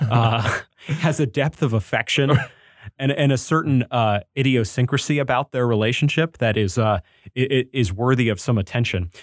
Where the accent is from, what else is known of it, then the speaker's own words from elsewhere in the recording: New England, United States; I'm also from New England, so I was raised in revolutionary country.